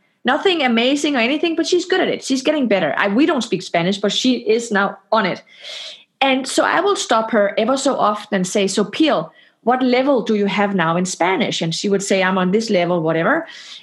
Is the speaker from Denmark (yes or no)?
yes; Denmark; now in Palo Alto, United States; I am from Denmark.